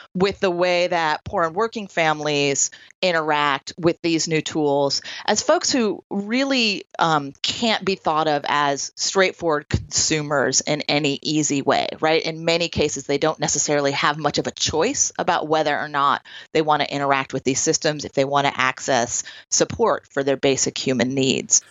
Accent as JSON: {"language": "English", "town": "Troy", "region": "New York", "country": "United States", "tie": "born or raised there", "also_born_or_lived": "California", "said": "here in my hometown of Troy, New York"}